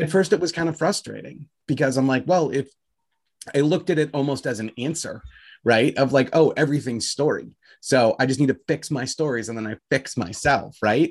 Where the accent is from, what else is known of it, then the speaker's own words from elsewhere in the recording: United States; I'm an American guy